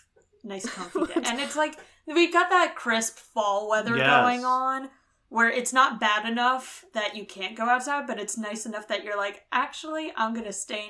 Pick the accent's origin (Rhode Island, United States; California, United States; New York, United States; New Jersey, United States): New Jersey, United States; As a South Jersey born and bred